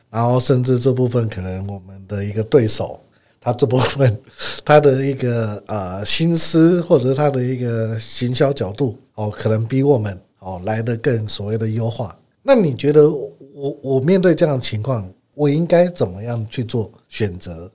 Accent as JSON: {"language": "Chinese", "town": "Kaohsiung", "country": "Taiwan", "said": "我第一间房子买在高雄， 虽然我是高雄人啊"}